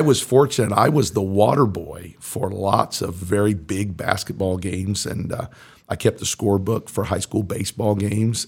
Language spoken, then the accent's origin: English; Mooresville, Indiana, United States; also born or lived in New York City; I grew up in Mooresville.